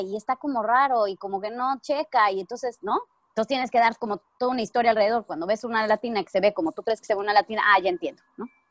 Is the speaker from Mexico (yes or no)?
yes; Mexico; first language Spanish; moved away as an adult; now in United States; soy mexicana.